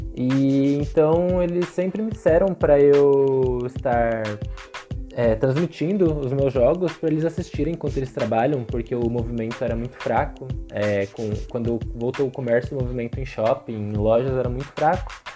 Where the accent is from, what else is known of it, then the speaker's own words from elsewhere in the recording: São Paulo, Brazil; moved away as an adult; sou de São Paulo, capital